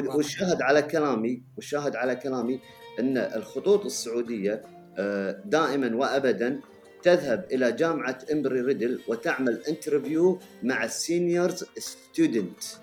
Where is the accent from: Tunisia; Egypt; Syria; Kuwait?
Kuwait; عندنا في الكويت